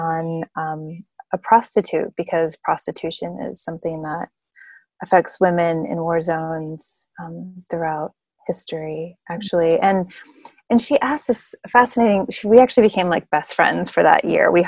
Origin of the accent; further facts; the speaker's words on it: United States; I'm an American